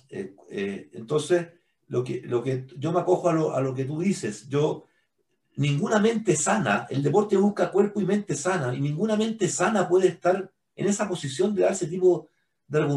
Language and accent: Spanish; Chile; creo que nosotros como comunidad chilena estamos haciendo un corazón abierto, abierto ahora.